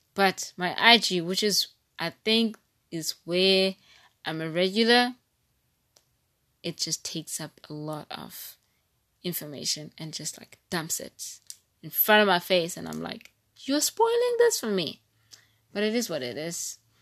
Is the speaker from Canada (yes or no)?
no; East London, Eastern Cape, South Africa; I'm from East London and not P